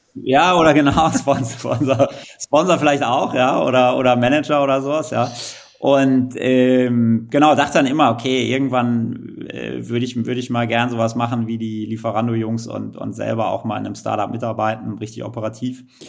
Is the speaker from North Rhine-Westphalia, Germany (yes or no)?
yes; Kleve, North Rhine-Westphalia, Germany; moved away as an adult; also born or lived in Netherlands; ich komme ja, ja wie du äh, aus Kleve vom schönen Niederrhein